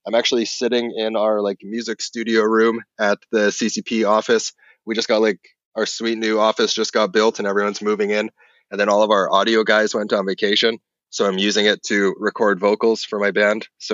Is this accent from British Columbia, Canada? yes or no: yes; Kelowna, British Columbia, Canada; West coast of Canada, a place called Kelowna.